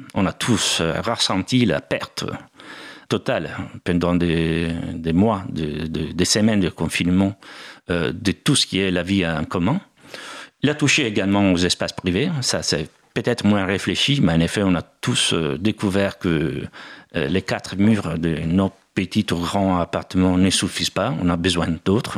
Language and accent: French; Bergamo, Lombardy, Italy; French is a second language; moved away as an adult; also born or lived in United States / Germany / England / India; now in Paris, France; Bergamo, c'est aussi ma ville natale